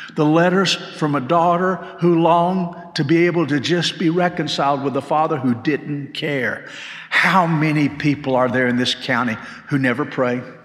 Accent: Macon, Georgia, United States; now in Hendersonville, United States; When I was growing up, we moved to Macon when I was in sixth grade, and we lived in a small house

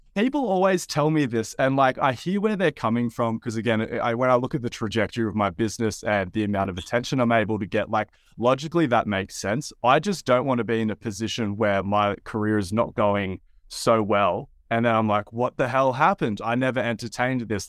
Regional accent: Wollongong, New South Wales, Australia; also born or lived in Sydney; I'm from a town, Wollongong, a coastal town about an hour and a half south of Sydney

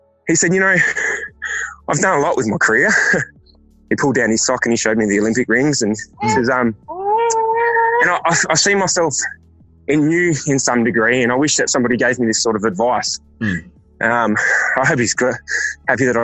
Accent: Perth, Western Australia, Australia; moved away as an adult; now in Melbourne, Australia; originally I'm from Perth, which is on the northeast west coast

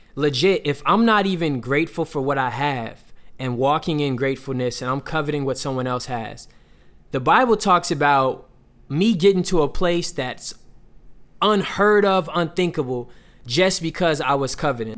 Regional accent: Atlanta, Georgia, United States; moved away; one of the pastors that I grew up around back in Atlanta

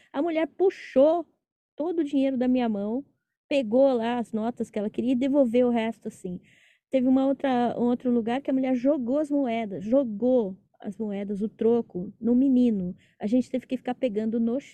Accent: São Paulo, Brazil; moved away; Eu sou de São Paulo

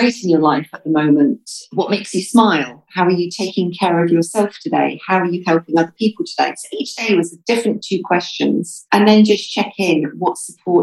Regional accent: United Kingdom; now in United Arab Emirates; I'm British.

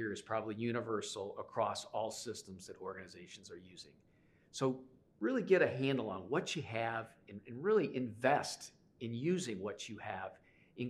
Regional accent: Chicago, Illinois, United States; I'm from Chicago

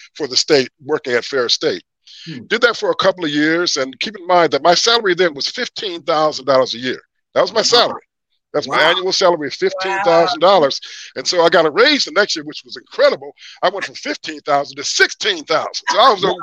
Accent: Kalamazoo, Michigan, United States; also born or lived in Paw Paw, Michigan / Big Rapids, Michigan; I'm from Kalamazoo. I'm from Kalamazoo. I was born in Paw Paw, a city so nice they named it twice.

